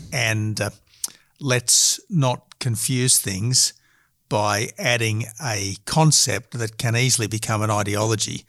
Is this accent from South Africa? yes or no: no; Australia; decent Australians